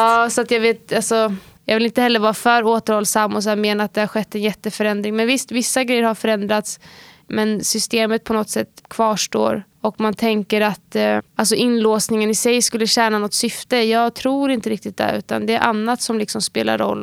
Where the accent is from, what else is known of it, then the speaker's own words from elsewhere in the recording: Sweden; området vi växte upp i var ju ett område som både hade fördelar och nackdelar